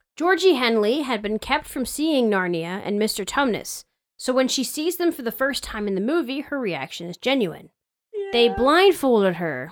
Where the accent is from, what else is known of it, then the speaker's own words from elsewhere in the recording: United States; us as American kids